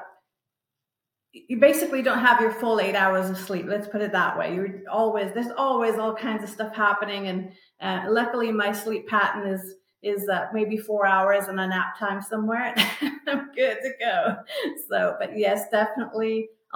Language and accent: English; United Kingdom; moved away; I grew up in Britain